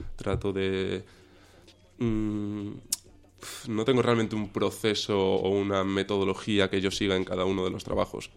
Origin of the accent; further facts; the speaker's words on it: Cáceres, Extremadura, Spain; empecé desde muy pequeñito con, con la magia, hacer magia en Cáceres, en Extremadura, que es de donde soy